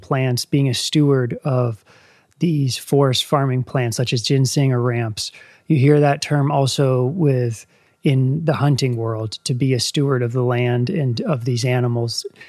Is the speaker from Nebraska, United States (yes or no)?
no; Northern Virginia, United States; moved away as an adult; now in West Virginia, United States; I grew up in Northern Virginia, which is crowded suburbs